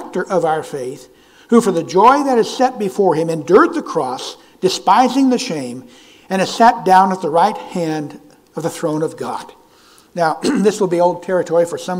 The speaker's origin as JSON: {"language": "English", "region": "California", "country": "United States", "tie": "born or raised there", "moved": "yes", "said": "When I was a young boy, I grew up in California"}